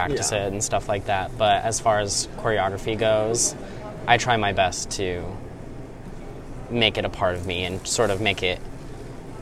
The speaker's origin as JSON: {"language": "English", "town": "Arvada", "region": "Colorado", "country": "United States", "tie": "born or raised there", "moved": "yes", "said": "I'm from Arvada, Colorado, and went to Arvada High School"}